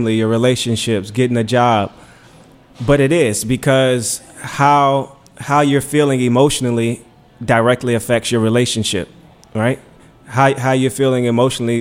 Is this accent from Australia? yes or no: no; Richmond, Virginia, United States; now in Washington, D.C., United States; I'm from Richmond. I came to D.C. I went to Howard